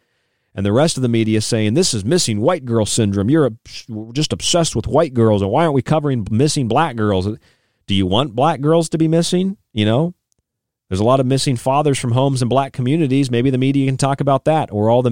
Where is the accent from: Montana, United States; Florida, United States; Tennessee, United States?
Florida, United States; I grew up in Florida